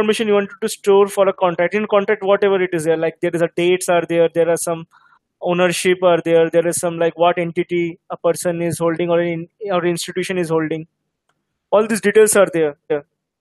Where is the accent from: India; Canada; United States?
India; Hyderabad, Telangana; I am from Hyderabad